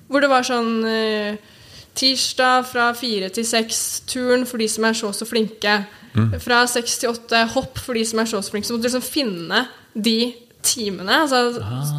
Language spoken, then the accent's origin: Norwegian; Oslo, Norway; jeg er oppvokst på Sognsvann